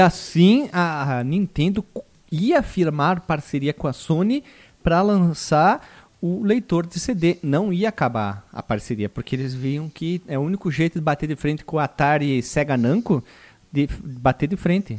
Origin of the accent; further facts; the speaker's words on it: Brazil; nós somos brasileiros